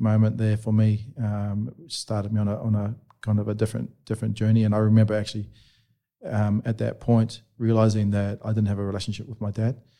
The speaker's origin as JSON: {"language": "English", "country": "New Zealand", "tie": "born or raised there", "said": "where I was a bit younger, growing up in New Zealand"}